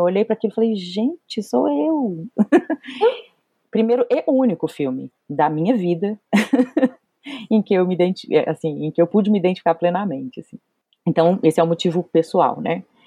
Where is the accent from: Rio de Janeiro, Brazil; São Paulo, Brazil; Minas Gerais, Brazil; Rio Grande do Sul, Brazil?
Minas Gerais, Brazil; Belo Horizonte; eu sou de Belo Horizonte